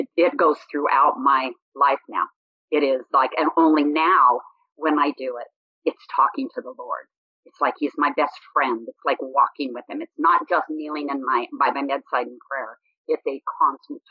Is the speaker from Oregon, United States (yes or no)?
no; Boise, Idaho, United States; I was born in Boise, Idaho in 1957